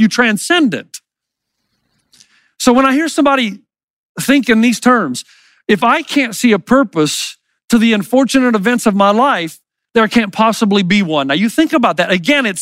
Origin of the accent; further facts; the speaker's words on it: the South, United States; I grew up in the South